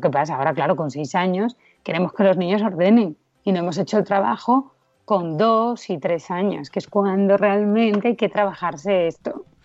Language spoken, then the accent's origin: Spanish; Asturias, Spain; now in Madrid, Spain; soy asturiana